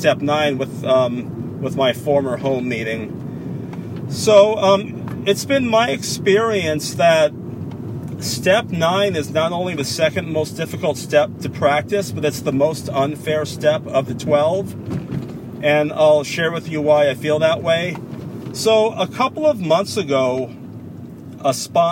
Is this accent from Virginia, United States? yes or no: no; San Francisco, California, United States; now in Concord, United States; I moved from San Francisco to Concord, California, after having lived in San Francisco for over 44 years